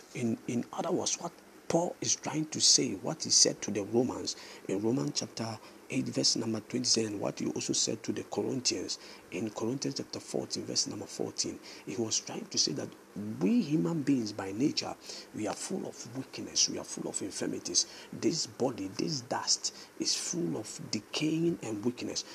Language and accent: English; Ghana; I'm a Ghanaian